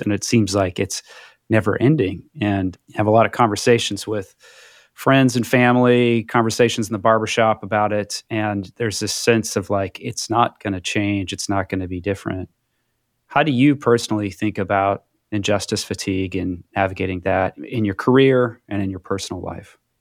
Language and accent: English; Midwest, United States; a young white man growing up in the Midwest